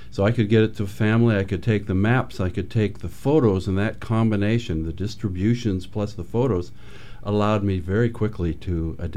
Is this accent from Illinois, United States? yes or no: no; Michigan, United States; moved away as an adult; now in Oregon, United States; Well, I came from Michigan and uh, I came uh, as an adult, and I came.